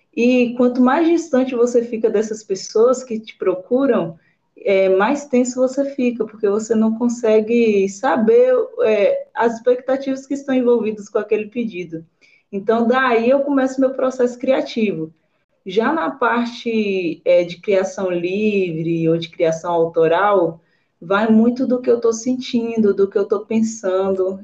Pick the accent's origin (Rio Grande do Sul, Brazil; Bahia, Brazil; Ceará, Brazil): Bahia, Brazil; Alcobaça; Eu sou baiana de uma cidade do interior da Bahia, né, do litoral, um paraíso chamado Alcobaça